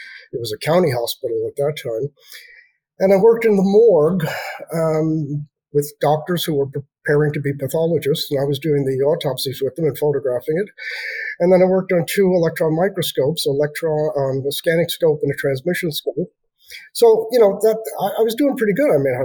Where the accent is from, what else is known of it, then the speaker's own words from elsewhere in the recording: New York City, New York, United States; now in Miramichi, Canada; I was born in Brooklyn, New York, in Flatbush.